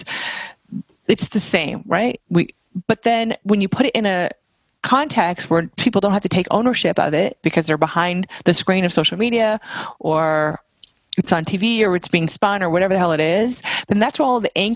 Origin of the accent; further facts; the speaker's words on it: Vermont, United States; I'm from Vermont.